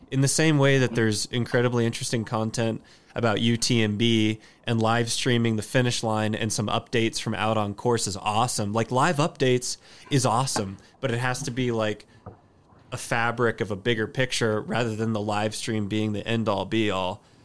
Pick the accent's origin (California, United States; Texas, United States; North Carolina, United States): Texas, United States; Austin; stoked for my hometown